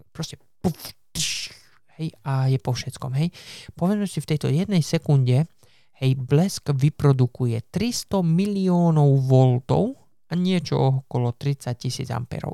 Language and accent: Slovak; Slovakia; now in England, United Kingdom; keď som bol dieťa na Slovensku